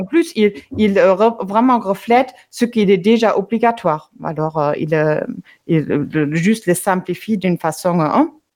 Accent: Germany; moved away; l'Allemagne, mon pays d'origine

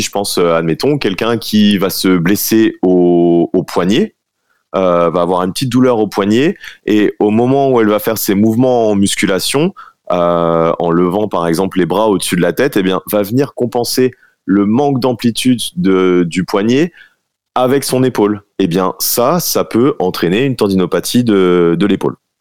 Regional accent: Dijon, Bourgogne-Franche-Comté, France; je suis, de Dijon

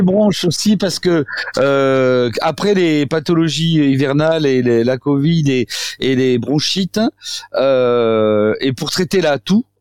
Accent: south-west France, France; accent: south-west; moi je suis sud-ouest

